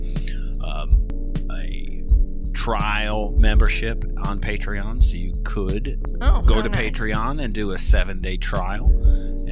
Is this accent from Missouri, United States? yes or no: no; Southeast Michigan, United States; I'm from Southeast Michigan